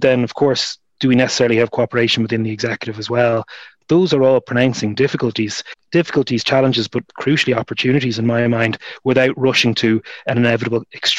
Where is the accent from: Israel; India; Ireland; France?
Ireland; Dublin, Leinster; I was born and raised in Dublin to two individuals who, even though they lived south of what's known as a border their whole lives, they consider themselves British.